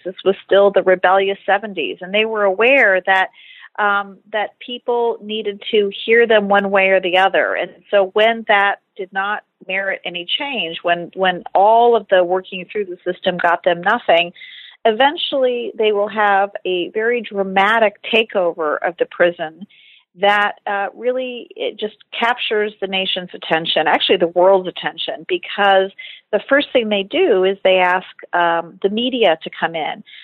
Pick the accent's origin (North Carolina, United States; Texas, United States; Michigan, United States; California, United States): Michigan, United States; Detroit; I was a uh, kid growing up in Detroit, uh, Michigan, in the 80s